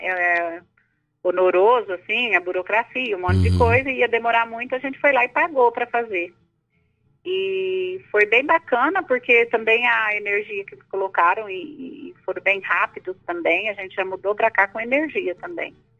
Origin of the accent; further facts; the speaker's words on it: Ipuã, São Paulo, Brazil; moved away as an adult; now in Goiás, Brazil; Eu nasci em São Paulo, né, na, no estado de São Paulo, em Ipuã, uma cidade ali